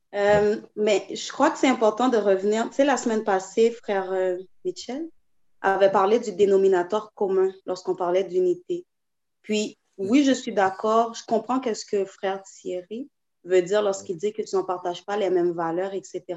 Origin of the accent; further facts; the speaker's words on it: Haiti; on est, on est haïtien